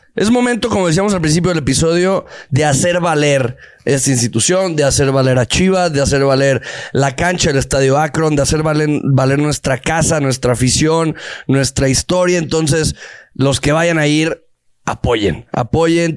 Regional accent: Guadalajara, Jalisco, Mexico; nací en- nací en Guadalajara, nací en Guadalajara

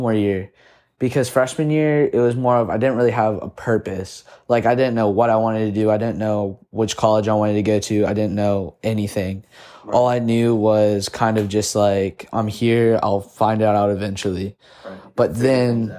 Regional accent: St. Augustine, Florida, United States; also born or lived in Cartersville, Georgia / Orlando, Florida; we moved to St. Augustine because all my family lived in St. Augustine. And then from there on, I lived in St. Augustine, loved it

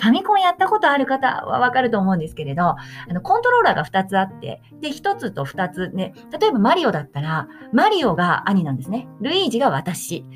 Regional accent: Nagano, Japan; 私は長野県に生まれました

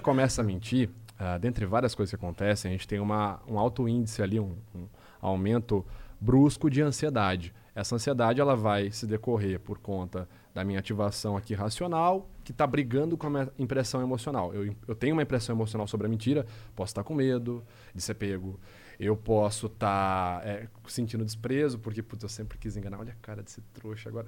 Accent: Rio Claro, São Paulo, Brazil; accent: caipira; now in Piracicaba, Brazil; eu sou do interior de São Paulo, sou de Rio Claro, nasci de Rio Claro. É, hoje eu moro em Piracicaba

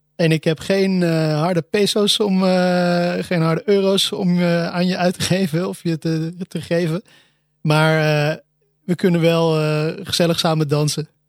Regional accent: Almere, Flevoland, Netherlands; ik ben, zoals in het begin genoemd, opgegroeid in Almere

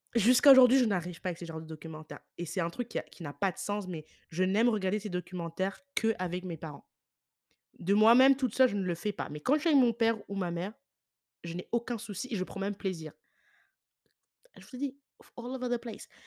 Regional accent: France; now in Ireland; je suis née en France

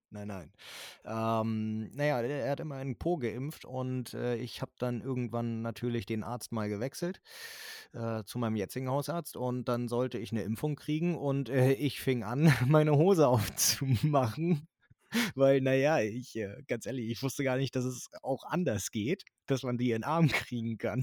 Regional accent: Northern Germany, Germany; bei uns in Norddeutschland

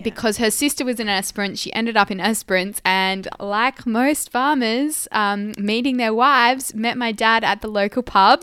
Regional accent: Esperance, Western Australia, Australia; I was born and raised in Esperance

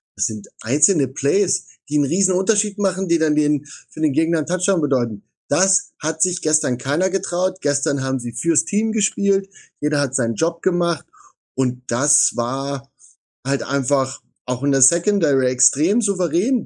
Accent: Saxony, Germany; Ich komme dort aus Sachsen, ich bin dort aufgewachsen

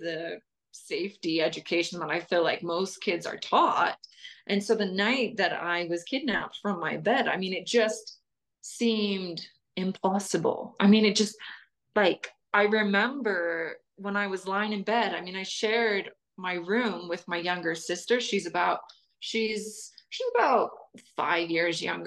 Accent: Salt Lake City, Utah, United States; I grew up in Salt Lake City, Utah

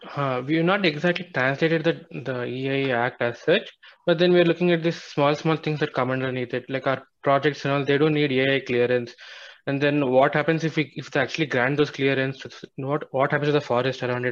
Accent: Karnataka, India; I'm from Karnataka

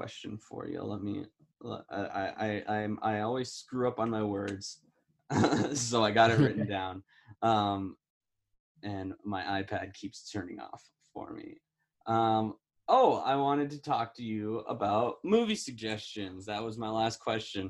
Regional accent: Midwest, United States; moved away; I'm from the Midwest originally.

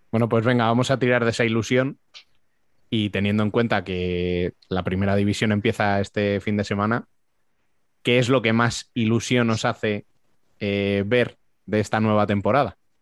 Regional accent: Spain; nosotros como españoles

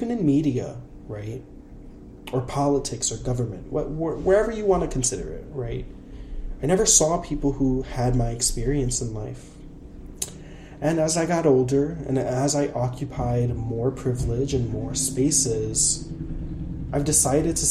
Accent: Puerto Rico; English is a second language; I'm Puerto Rican. I'm an English language learner.

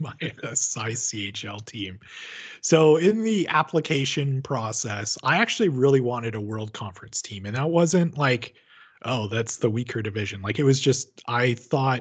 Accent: Medicine Hat, Alberta, Canada; I was born and raised in Medicine Hat

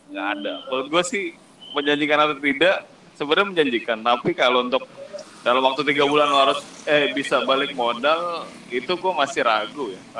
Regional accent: Palembang, South Sumatra, Indonesia; Kita akan membahas scoop karena kita orang Palembang.

